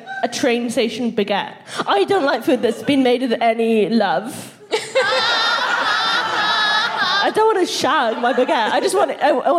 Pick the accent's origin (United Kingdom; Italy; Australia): United Kingdom; Welsh, Wales; how proud I was of being Welsh.